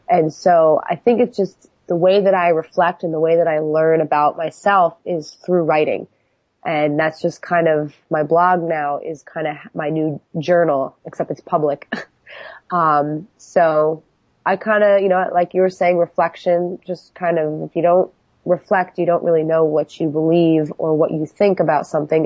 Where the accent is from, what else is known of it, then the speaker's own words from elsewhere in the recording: New York, United States; now in Philadelphia, United States; I was I was originally from New York